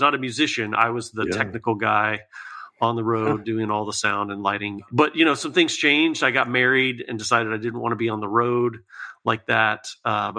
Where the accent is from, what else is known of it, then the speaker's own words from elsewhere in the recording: Lakeland, Florida, United States; moved away as an adult; now in Tennessee, United States; I was born and raised in Lakeland, Florida, and lived there for, you know, most of my childhood, a few years in Northern Florida.